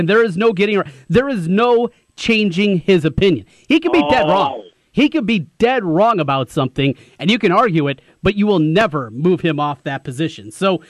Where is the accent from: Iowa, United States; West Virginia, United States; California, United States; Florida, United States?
Iowa, United States; Osage; We grew up together in Osage